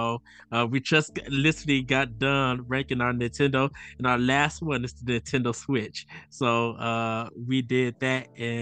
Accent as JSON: {"language": "English", "town": "North Chicago", "region": "Illinois", "country": "United States", "said": "I am from North Chicago, Illinois"}